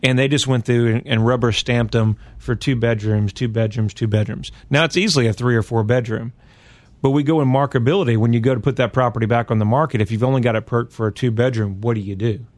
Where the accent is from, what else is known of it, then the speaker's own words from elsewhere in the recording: Virginia, United States; I'm from Virginia, and so we have some soil out there